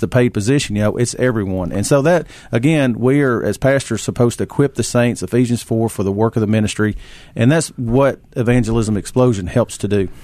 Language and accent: English; Ripley, Tennessee, United States; moved away as an adult; also born or lived in Cordova, Tennessee; I grew up there in Ripley. Uh, my whole life was born and reared there